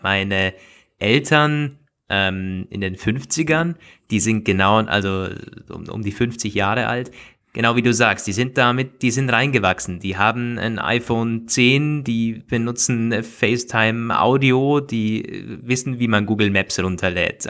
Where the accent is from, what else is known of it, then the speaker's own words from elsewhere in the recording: Austria; bei uns in Österreich